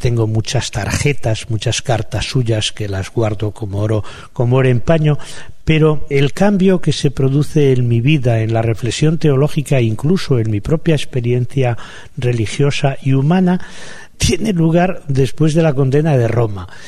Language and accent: Spanish; Palencia, Castile and León, Spain; mi pueblo, un pueblo de Palencia